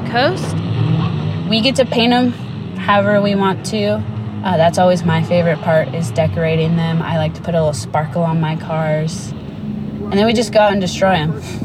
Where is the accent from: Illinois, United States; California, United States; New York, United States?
California, United States; Burbank; I'm from Burbank, California, born and raised